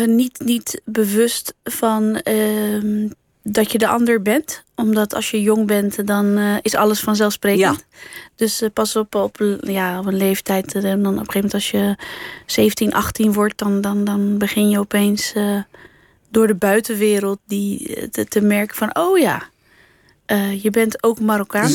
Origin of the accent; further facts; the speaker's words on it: Netherlands; accent: Rotterdam Dutch; also born or lived in Alblasserwaard; ik ben hier geboren, ik identificeer mezelf als Nederlander ook. Ik droom in het Nederlands